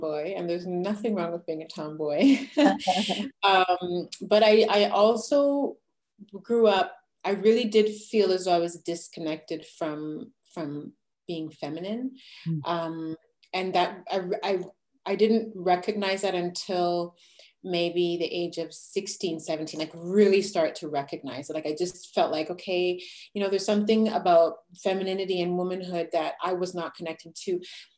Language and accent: English; Quebec, Canada; My background is where I'm from Quebec, Canada